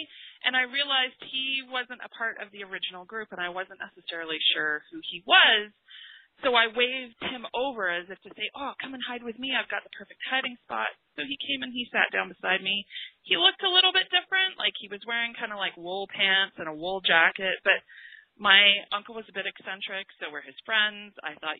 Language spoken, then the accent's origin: English; England, United Kingdom; I am from England. My whole entire family is over in England.